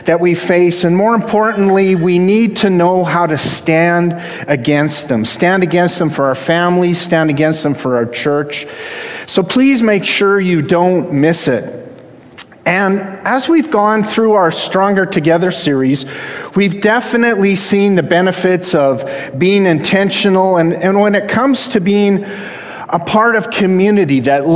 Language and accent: English; Canada; I'm the Canadian half of a half Canadian, half American household.